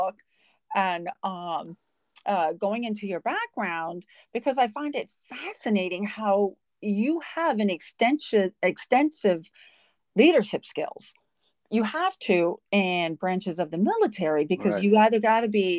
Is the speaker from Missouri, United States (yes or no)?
no; Los Angeles, California, United States; I grew up in LA all my life